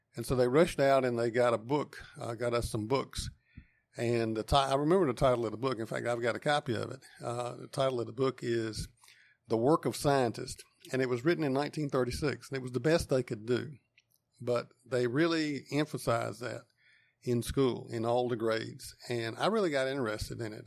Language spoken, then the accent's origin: English; Wendell, North Carolina, United States; I grew up on a farm a couple miles outside of town, and, uh, it's in eastern Wake County